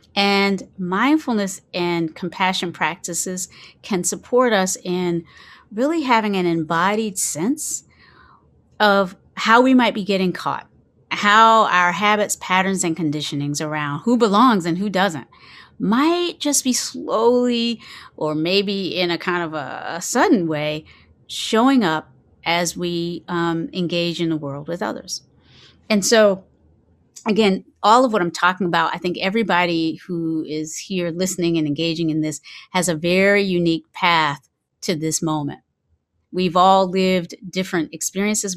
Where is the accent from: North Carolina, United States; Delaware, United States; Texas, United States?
North Carolina, United States; Kinston; I grew up in, um, in the South. I grew up in, I was born in Kinston, North Carolina, and the particular community that I was raised